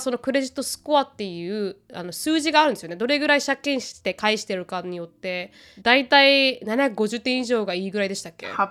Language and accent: Japanese; Okinawa, Japan; moved away; 沖縄人として